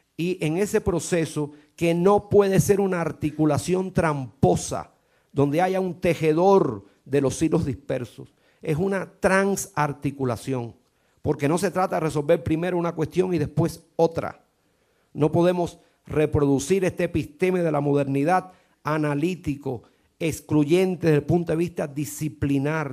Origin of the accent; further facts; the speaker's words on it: Cuba; Yo como cubano lo siento mucho